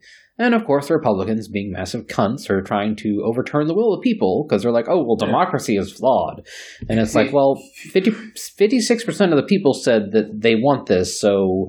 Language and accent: English; Texas, United States; because I'm a Texan